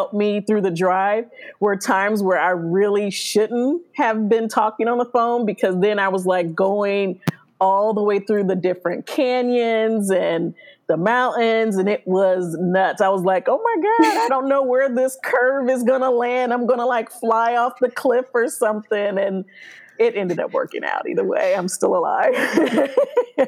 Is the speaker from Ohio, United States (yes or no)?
yes; Cleveland, Ohio, United States; moved away as an adult; also born or lived in Chicago, Illinois / Columbus, Ohio / Athens, Ohio; now in California, United States; I was born in Chicago. My family moved to Cleveland, Ohio.